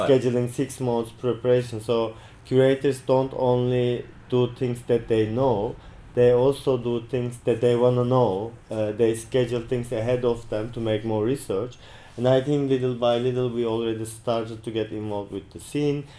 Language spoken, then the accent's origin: English; Turkey; now in New Zealand; I am from Turkey